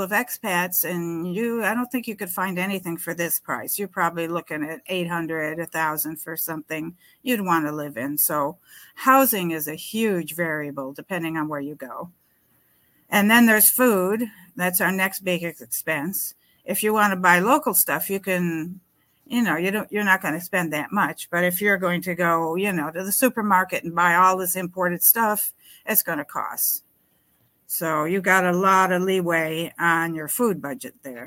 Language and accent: English; New York City, New York, United States; moved away as an adult; now in David, Panama; I'm from New York City.